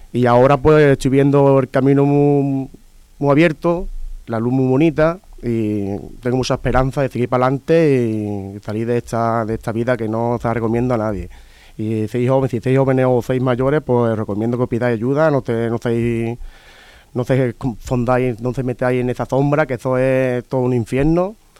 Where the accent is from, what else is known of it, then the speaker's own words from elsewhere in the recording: Seville, Andalusia, Spain; vengo de Sevilla